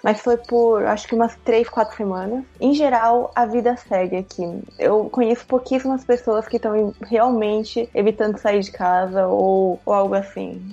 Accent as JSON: {"language": "Portuguese", "region": "São Paulo", "country": "Brazil", "also_born_or_lived": "São José dos Campos, Brazil / Saitama, Japan", "moved": "as an adult", "lives_now": "Japan", "said": "Eu sou de São Paulo, no Brasil"}